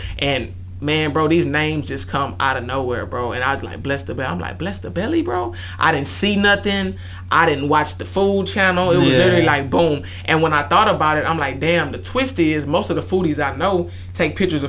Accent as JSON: {"language": "English", "town": "Houston", "region": "Texas", "country": "United States", "tie": "born or raised there", "said": "But I grew up on Post Oak."}